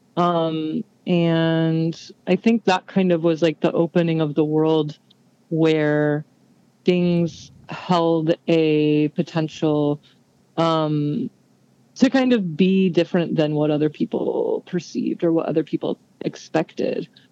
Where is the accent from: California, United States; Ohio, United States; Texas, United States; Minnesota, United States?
Texas, United States; San Antonio; I grew up in San Antonio, Texas